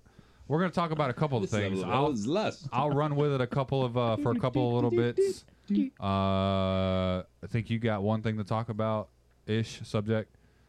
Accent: Florida Panhandle, United States; we're all from Florida, right?

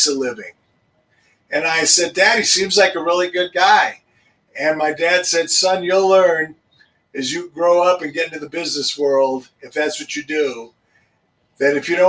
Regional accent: Denver, Colorado, United States; I grew up in Denver. I'm a native. I grew up in Hilltop

